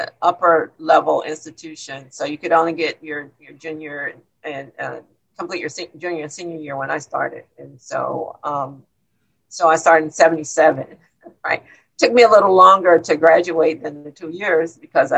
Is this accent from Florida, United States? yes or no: yes; Miami, Florida, United States; I grew up in Coconut Grove here in Miami